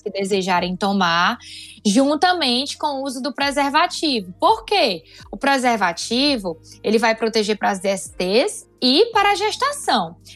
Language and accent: Portuguese; Fortaleza, Ceará, Brazil; Eu sou de Fortaleza, sou ginecologista aqui na cidade de Fortaleza